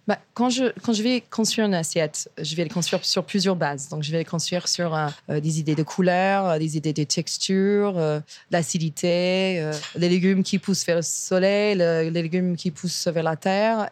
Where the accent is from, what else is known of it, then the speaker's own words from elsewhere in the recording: Virginia, United States; French is a second language; moved away as an adult; now in Paris, France; j'ai grandi en Virginie et on avait un petit potager